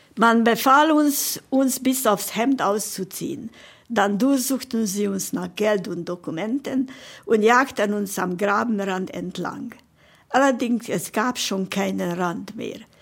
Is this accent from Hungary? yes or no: yes; Budapest, Hungary; moved away; geboren in Budapest und in Pestazsébet, das ist ein Vorort von Budapest, bin ich aufgewachsen